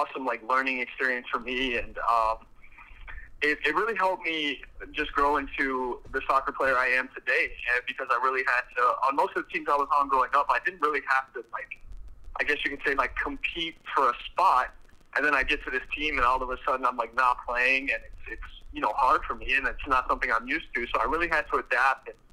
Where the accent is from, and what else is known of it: Austin, Texas, United States; born or raised there